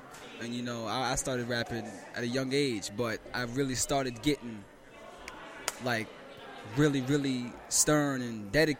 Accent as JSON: {"language": "English", "town": "New York City", "region": "New York", "country": "United States", "tie": "born or raised there", "said": "I was born in South Bronx."}